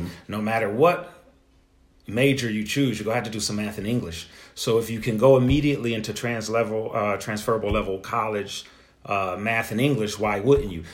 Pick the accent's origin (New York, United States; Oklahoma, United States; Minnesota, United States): New York, United States; Buffalo; I'm from Buffalo